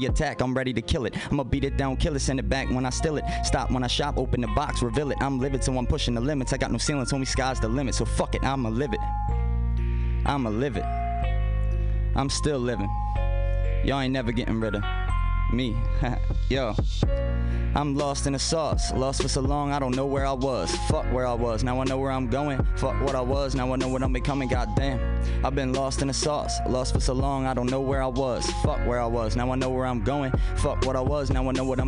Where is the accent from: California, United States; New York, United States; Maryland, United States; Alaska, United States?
Maryland, United States; Baltimore; I was from Baltimore